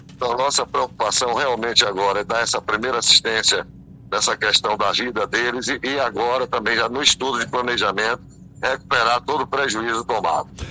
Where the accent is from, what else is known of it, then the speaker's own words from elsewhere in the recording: Bahia, Brazil; nós que somos baianos